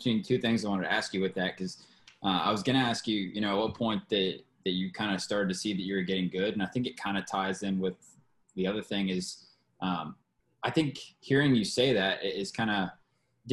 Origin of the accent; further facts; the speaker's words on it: Georgia, United States; moved away; I'm from Georgia, and everywhere in Georgia, like, deer hunting is, like, the thing